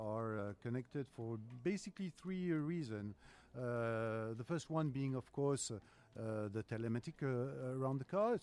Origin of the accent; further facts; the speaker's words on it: France; accent: French; English is a second language; I am from France, yeah, as my accent says